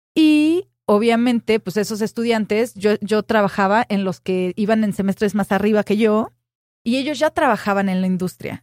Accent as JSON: {"language": "Spanish", "town": "Cuernavaca", "region": "Morelos", "country": "Mexico", "tie": "born or raised there", "also_born_or_lived": "Mexico City", "moved": "as an adult", "said": "yo crecí en Cuernavaca"}